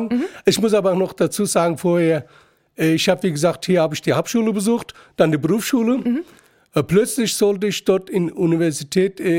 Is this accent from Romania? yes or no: no; Gaziantep, Turkey; now in Frankfurt, Germany; Ja, also ich, ich liebe meine Heimatstadt.